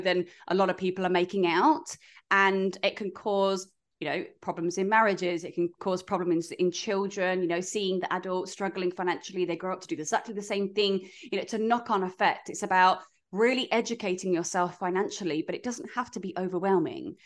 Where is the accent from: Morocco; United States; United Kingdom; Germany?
United Kingdom; now in Australia; we're British